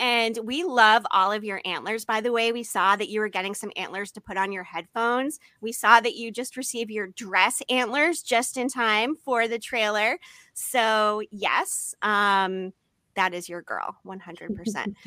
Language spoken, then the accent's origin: English; Massachusetts, United States; now in San Diego, United States; I grew up in Massachusetts